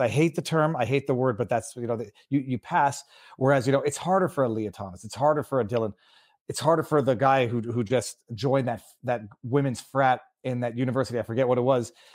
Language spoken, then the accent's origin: English; Canada; I'm from Canada where you don't mention that you own a gun